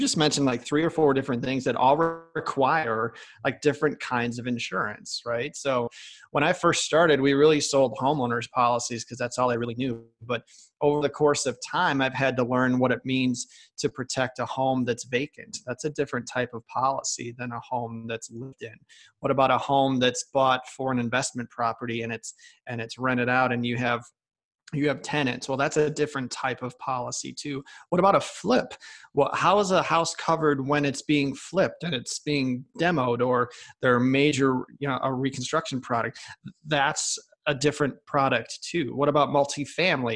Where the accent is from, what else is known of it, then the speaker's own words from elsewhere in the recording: Chicago, Illinois, United States; moved away as an adult; also born or lived in Michigan / New York; I'm originally from Chicago, Illinois